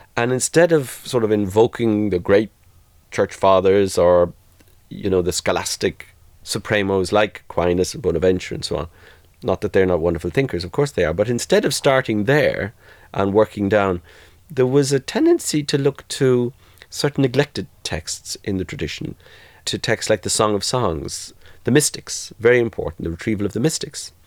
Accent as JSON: {"language": "English", "country": "Ireland", "tie": "born or raised there", "also_born_or_lived": "Limerick", "moved": "yes", "lives_now": "Boston, United States", "said": "growing up in Southern Catholic majority Ireland."}